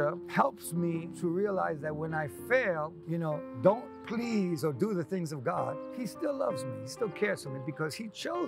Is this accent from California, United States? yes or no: no; New York, United States; I grew up in New York, grew up in Queens.